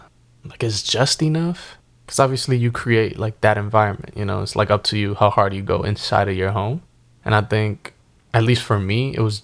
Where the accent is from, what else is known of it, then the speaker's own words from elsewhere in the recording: New York City, New York, United States; So let's say like we grew up around 231st in the Bronx, right? They throw like the cross the street, you know, Christmas lights above and the season greetings.